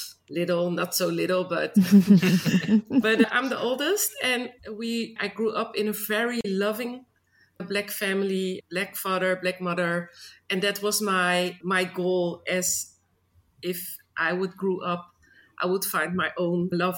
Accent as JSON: {"language": "English", "town": "Schiedam", "region": "South Holland", "country": "Netherlands", "tie": "born or raised there", "said": "And when I grew up in Schiedam, it's a little place near Rotterdam. And as I grew up there, I learned to live with everybody, because we lived in a neighborhood where not too many Black people lived."}